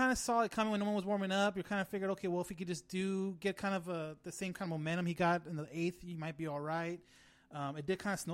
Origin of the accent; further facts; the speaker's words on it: California, United States; We're we're from California.